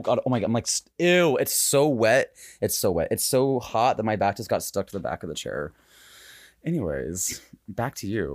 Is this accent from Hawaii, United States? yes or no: yes; Hawaii, United States; I was born in Hawaii